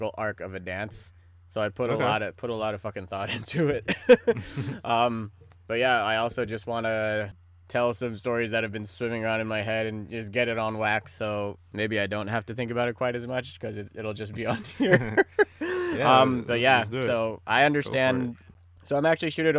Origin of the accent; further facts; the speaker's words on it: Pacifica, California, United States; growing up in Pacifica, because our town was so like closed in and shit